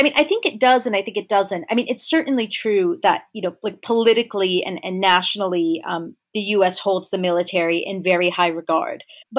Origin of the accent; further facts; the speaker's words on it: United States; as an American who grew up nowhere near army bases